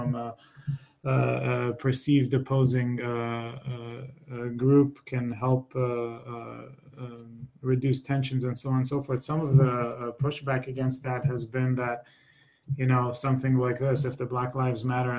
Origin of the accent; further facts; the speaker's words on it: Israel; now in United States; I'm originally from Israel